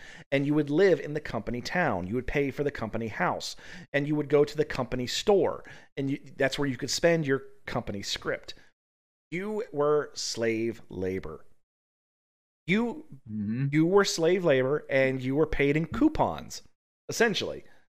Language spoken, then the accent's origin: English; Appalachia, United States; So, you know, we're both from Appalachia.